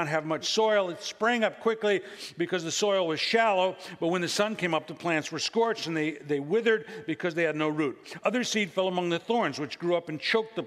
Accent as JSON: {"language": "English", "region": "Illinois", "country": "United States", "moved": "yes", "lives_now": "Central Valley, California, United States", "said": "I come from the Midwest and Illinois."}